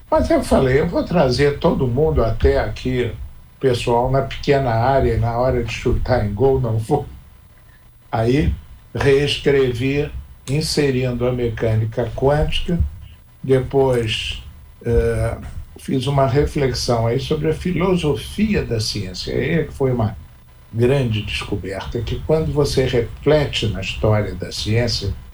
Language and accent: Portuguese; Petrópolis, Rio de Janeiro, Brazil; Eu escrevo há muitos anos uma crônica semanal no Jornal de Petrópolis, que é a minha terra.